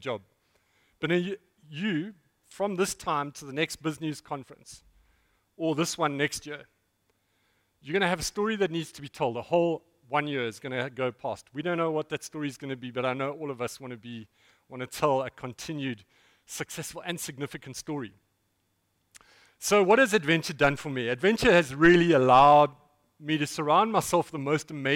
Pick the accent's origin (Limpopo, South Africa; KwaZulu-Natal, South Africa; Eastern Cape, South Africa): Eastern Cape, South Africa; East London; I'm from East London